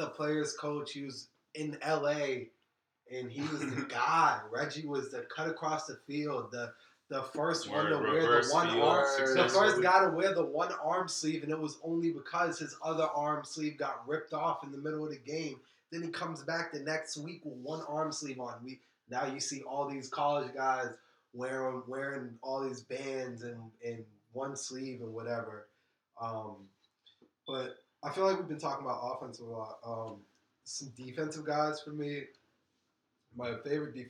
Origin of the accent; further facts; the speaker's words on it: New England, United States; we grew up in the Brady era around New England